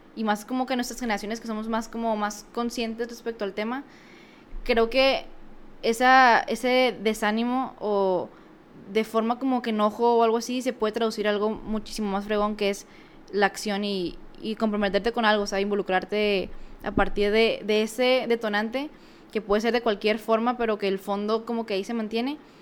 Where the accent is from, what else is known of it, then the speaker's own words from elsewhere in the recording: Mexico; uno como mexicano